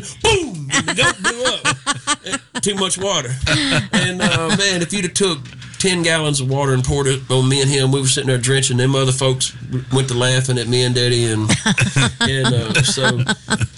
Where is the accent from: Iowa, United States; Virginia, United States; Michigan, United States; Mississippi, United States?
Mississippi, United States; Strayhorn; also born or lived in Senatobia, Mississippi; my hometown of Tate County